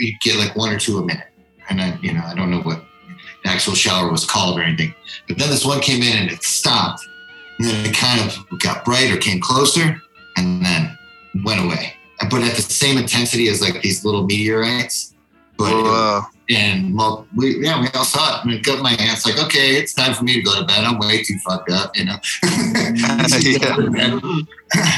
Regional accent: East Coast, United States; I was from the East Coast

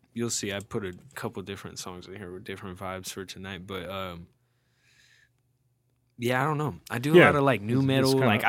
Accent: Reno, Nevada, United States; also born or lived in New Hampshire; I'm from here.

